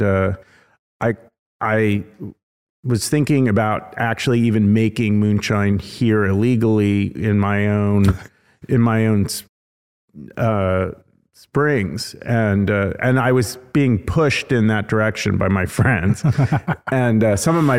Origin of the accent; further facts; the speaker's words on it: California, United States; moved away as an adult; now in Tennessee, United States; I was born in California